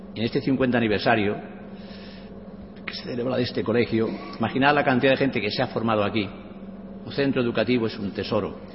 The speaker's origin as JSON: {"language": "Spanish", "area": "a village in Cuenca", "region": "Castilla-La Mancha", "country": "Spain", "tie": "born or raised there", "said": "mi pueblo, un pueblo conquense con mil y pico habitantes. Y yo con ocho años"}